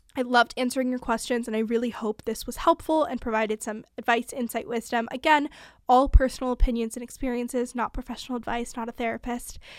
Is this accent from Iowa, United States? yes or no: no; California, United States; also born or lived in Montana; I'm from California.